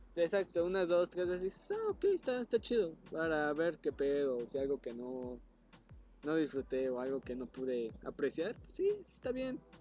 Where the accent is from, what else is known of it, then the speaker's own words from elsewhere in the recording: State of Mexico, Mexico; yo soy nativo de ahí